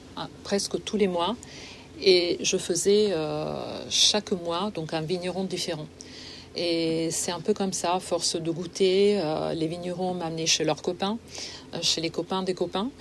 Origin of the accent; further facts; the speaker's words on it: Liguria, Italy; now in France; je viens de Ligurie